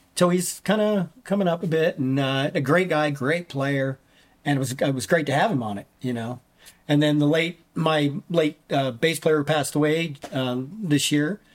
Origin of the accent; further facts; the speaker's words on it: Minnesota, United States; as a child I grew up in Minnesota uh-huh. um, in, in, way up near the Canadian border small mining town